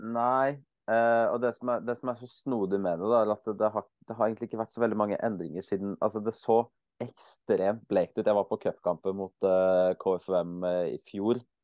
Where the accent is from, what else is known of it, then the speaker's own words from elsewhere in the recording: Eastern Norway, Norway; also born or lived in Bergen, Norway; now in Kristiansand, Norway; Jeg er jo født og oppvokst på Østlandet.